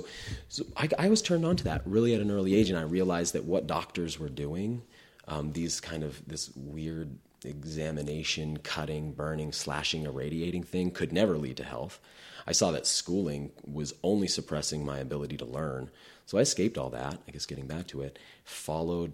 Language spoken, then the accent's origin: English; New England, United States; I grew up in New England, very progressive area.